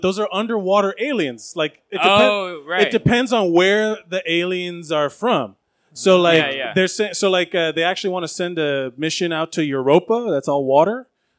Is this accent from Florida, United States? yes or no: yes; Florida, United States; moved away; I grew up in Florida.